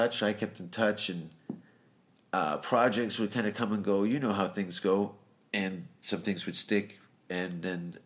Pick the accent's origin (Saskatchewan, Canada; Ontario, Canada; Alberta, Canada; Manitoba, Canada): Ontario, Canada; Hamilton; I'm a dishwasher from Hamilton